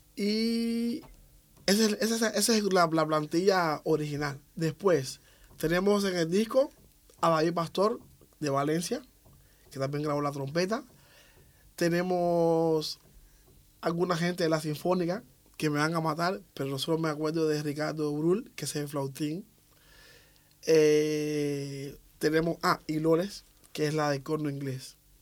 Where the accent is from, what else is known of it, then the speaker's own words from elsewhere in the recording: Havana, Cuba; soy de, de, Ciudad de La Habana. Nací el 3 de octubre de 1969.